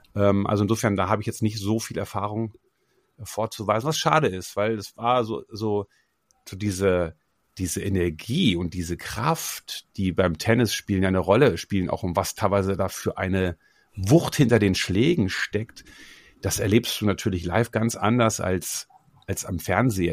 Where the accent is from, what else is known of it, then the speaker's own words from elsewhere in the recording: Osterode am Harz, Lower Saxony, Germany; Ich komme ja aus Osterode am Harz, das ist eine kleine Stadt in Niedersachsen